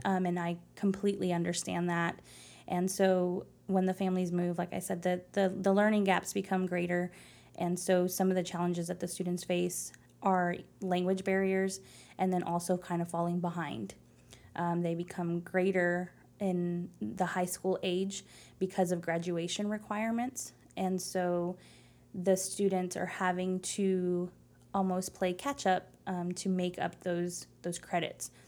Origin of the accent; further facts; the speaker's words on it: Phoenix, Arizona, United States; English is a second language; moved away as an adult; also born or lived in Tempe, Arizona / San Angelo, Texas; now in Lubbock, United States; I was born and raised in Phoenix, Arizona